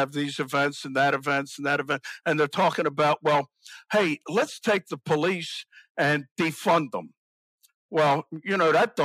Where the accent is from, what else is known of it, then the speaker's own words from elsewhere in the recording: Baltimore, Maryland, United States; I grew up in Baltimore